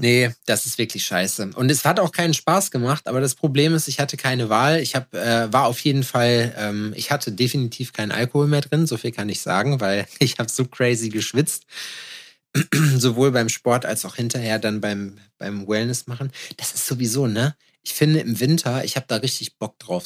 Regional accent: Jena, Thuringia, Germany; ich aus Jena

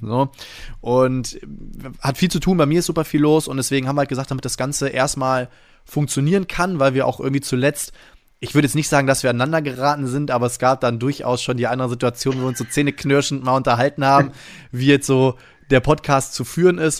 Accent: Friedrichshafen, Baden-Württemberg, Germany; moved away; genau in Friedrichshafen, da bin ich nämlich geboren. Da komme ich ganz ursprünglich von weg

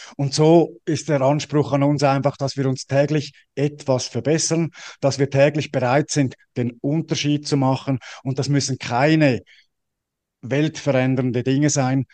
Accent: Switzerland; ich bin ja als Schweizer

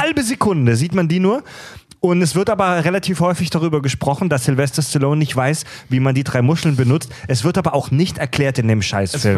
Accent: Kieselbronn, Baden-Württemberg, Germany; bei uns in Kieselbronn zu Hause

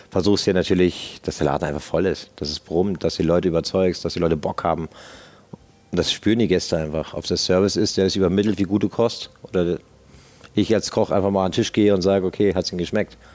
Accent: Berlin, Germany; ich als Berliner sage natürlich, muss halt ein Zwiebelrostbraten natürlich für die Schwaben drauf sein

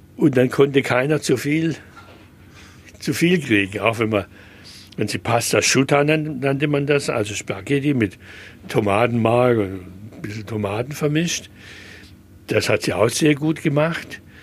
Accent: Schwäbisch Gmünd, Baden-Württemberg, Germany; now in Stuttgart, Germany; in Schwäbisch Gmünd, wo ich aufgewachsen bin

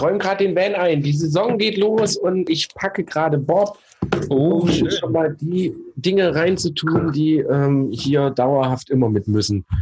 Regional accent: East Germany, Germany; Wir sind immer noch Ossis. Wir sind gebürtige Ossis.

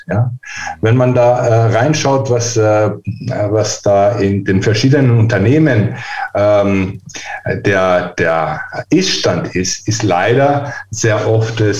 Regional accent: Greece; also born or lived in Vienna, Austria; Nee, ich bin tatsächlich äh, Österreicher in Wien geboren.

